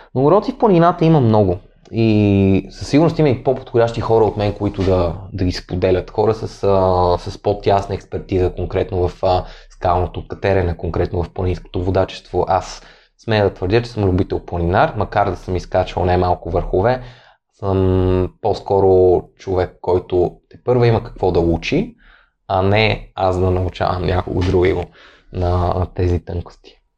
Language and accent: Bulgarian; Sofia, Sofia City, Bulgaria; аз все пак съм от София